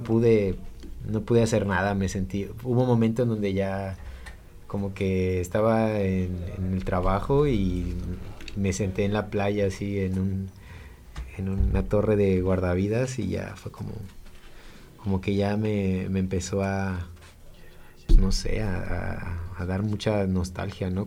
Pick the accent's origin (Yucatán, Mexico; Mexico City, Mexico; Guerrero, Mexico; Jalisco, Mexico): Guerrero, Mexico; Acapulco; moved away; yo soy originario de Acapulco